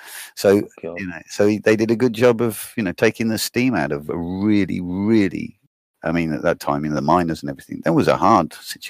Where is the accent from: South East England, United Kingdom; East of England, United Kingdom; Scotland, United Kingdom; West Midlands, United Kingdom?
West Midlands, United Kingdom; Stratford-upon-Avon; also born or lived in Düsseldorf, Germany / Neuss, Germany; now in Germany; I was being born in Stratford and then I come to Dusseldorf, and for a while I lived in Noyce